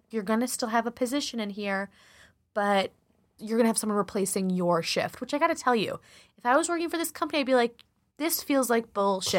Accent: Chicago, Illinois, United States; accent: Chicago; my Chicago accent, the more I drink, the more Chicago comes out

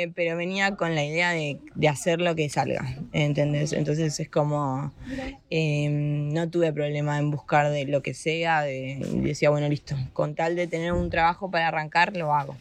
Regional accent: Argentina; moved away as an adult; now in Spain; nos vamos de Argentina. Así que, nada, estoy acá.

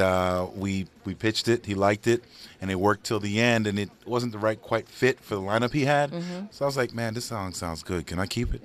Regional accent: New York, United States; I'm from New York

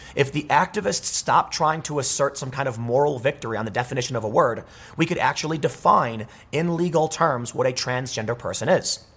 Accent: United States; I'm an American

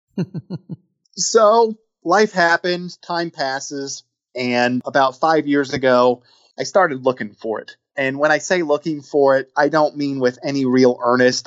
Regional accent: Midwest, United States; also born or lived in Atlanta; now in Cincinnati, United States; I'm originally from the Midwest

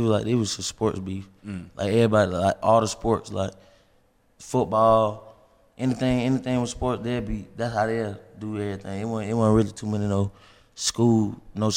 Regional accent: Stone Mountain, Georgia, United States; I'm from the East Side, Stone Mountain.

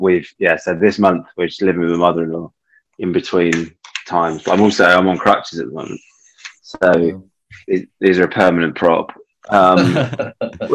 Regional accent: Sussex, South East England, United Kingdom; also born or lived in Bristol; I grew up in Sussex, in the south of England

